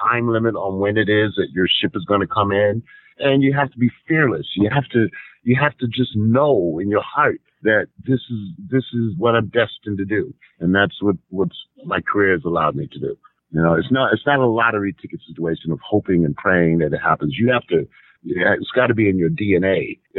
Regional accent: Hartford, Connecticut, United States; 8 shows a week in my hometown of Hartford, Connecticut

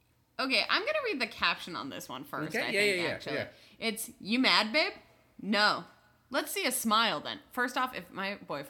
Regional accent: Northern California, United States; We're both from Northern California

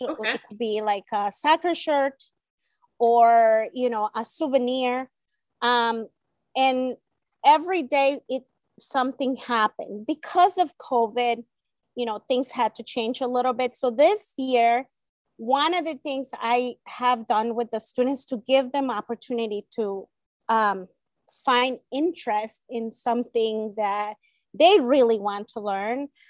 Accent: El Salvador; first language Spanish; English is a second language; moved away; Spanish is my native language, it's my first language. I was born in El Salvador

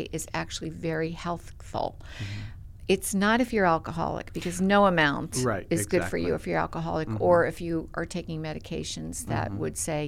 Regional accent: Middletown, Connecticut, United States; now in South Carolina, United States; I'm Middletown, so we're right across the river

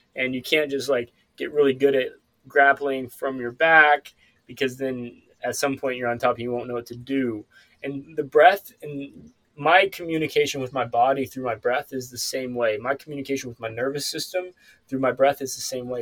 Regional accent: Ozark Mountains, Northwest Arkansas, United States; now in California, United States; I'm actually moving from California back home to Arkansas next month. Uh, so I'll be moving to Northwest Arkansas the Ozarks

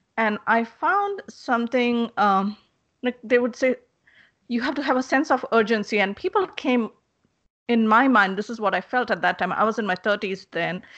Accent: India; moved away; I'm originally from India.

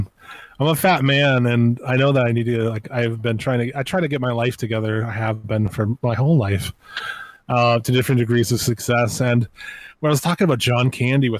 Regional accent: United States; I'm an American

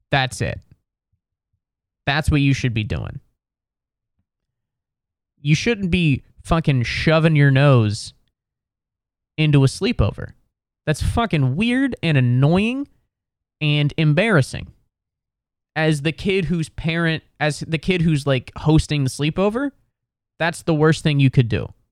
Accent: Midwest, United States; I admire that quality because I'm from the Midwest and I'm bothered by almost everything

